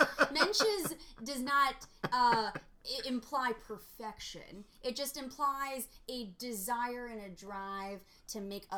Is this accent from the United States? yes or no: yes; New York, United States; Because I'm a New Yorker.